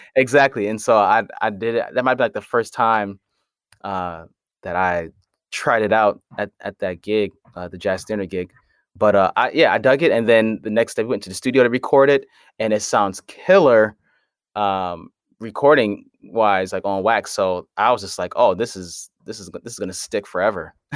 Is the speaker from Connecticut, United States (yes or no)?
yes; Hartford, Connecticut, United States; I'm from Hartford, Connecticut